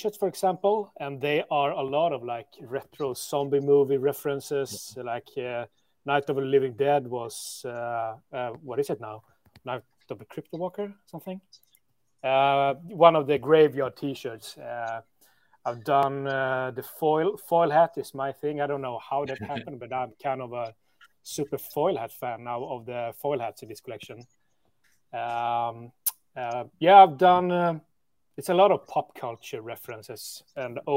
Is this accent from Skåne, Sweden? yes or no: no; Stockholm, Stockholm County, Sweden; Back in the hood where I'm from, here in Stockholm